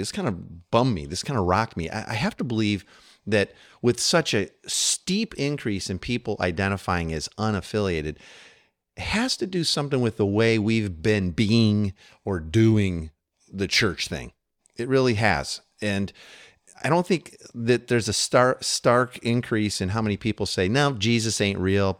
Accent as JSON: {"language": "English", "country": "United States", "said": "as an American living here"}